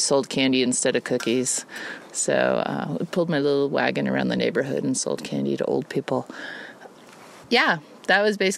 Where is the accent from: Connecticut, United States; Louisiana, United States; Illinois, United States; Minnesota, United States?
Connecticut, United States; also born or lived in New York; I was born in New York and lived there till I was three, and then we moved to Connecticut.